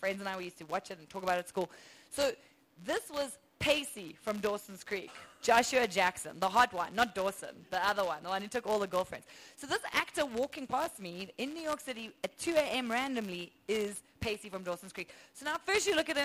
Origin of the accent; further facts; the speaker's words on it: South Africa; accent: South African; I'm from South Africa